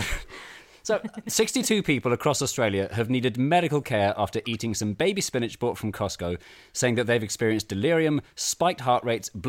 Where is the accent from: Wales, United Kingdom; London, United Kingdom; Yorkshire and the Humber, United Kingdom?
London, United Kingdom; I was born in 1984 in London